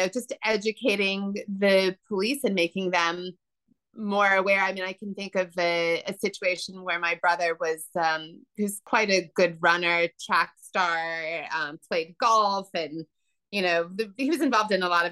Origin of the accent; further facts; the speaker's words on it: Northern California, United States; now in Sullivan County, New York, United States; I grew up in Northern California